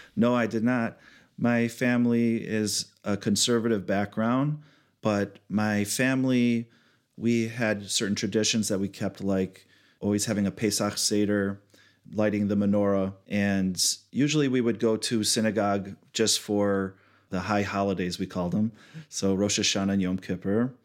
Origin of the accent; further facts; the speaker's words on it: Southfield, Michigan, United States; I was born and raised in Michigan, Southfield area, near Oak Park